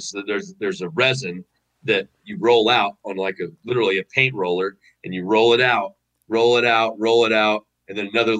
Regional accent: Missouri, United States; moved away as an adult; also born or lived in Iowa; I'm from Missouri. Yeah, I'm from Missouri originally. Okay. Yeah, that's where I grew up. Went to high school, middle school, elementary, all that.

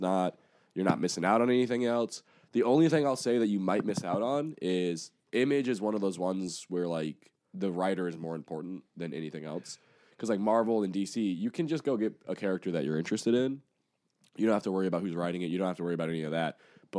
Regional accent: Japan; born there; Little lore drop. I worked at GameStop. I was born in Japan.

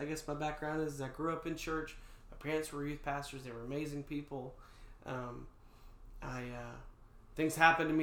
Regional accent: North Georgia, United States; I was born and raised in North Georgia

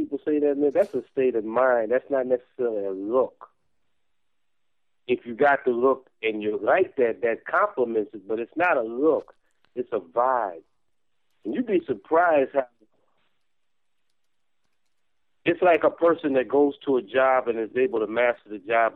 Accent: New York, United States; I'm from New York

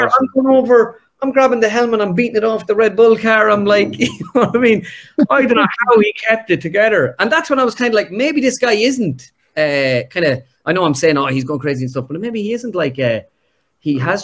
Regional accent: Ireland; us being Irish

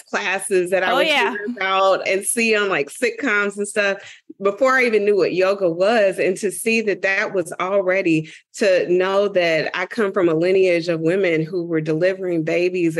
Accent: Dayton, Ohio, United States; moved away; I'm originally from Dayton, Ohio

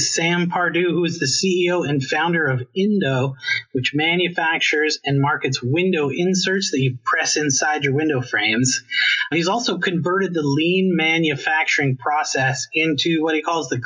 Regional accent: Canada; moved away; I'm originally from Canada

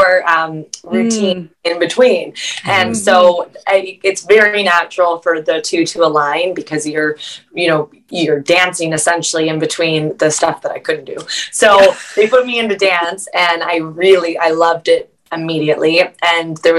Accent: Vancouver, British Columbia, Canada; I'm from Vancouver.

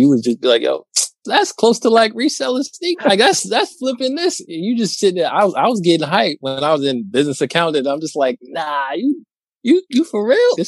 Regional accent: New York, United States; I'm from New York. I'm in New York

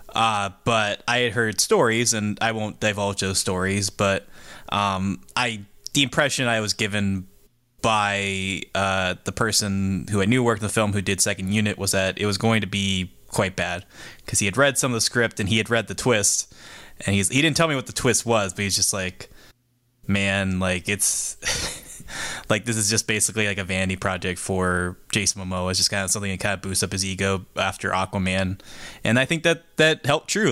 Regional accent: Pittsburgh, Pennsylvania, United States; as a Pittsburgher

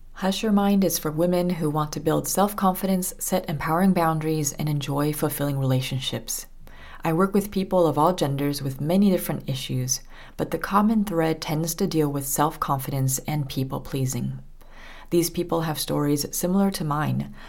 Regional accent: Southern California, United States; moved away as an adult; also born or lived in France; I was born and raised in Southern California.

